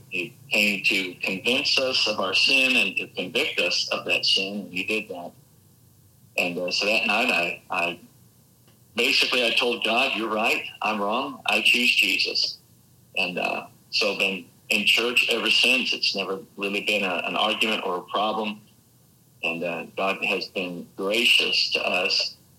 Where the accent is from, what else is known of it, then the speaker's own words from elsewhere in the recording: Albuquerque, New Mexico, United States; also born or lived in Denver, Colorado; I was born and raised mostly in Albuquerque, New Mexico. We did spend several years in Denver. But back in the 70s and 80s is where I did most of my growing up.